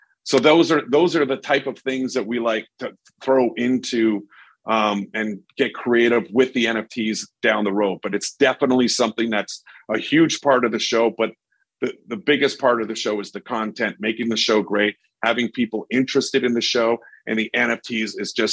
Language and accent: English; Winnipeg, Manitoba, Canada; my hometown of Winnipeg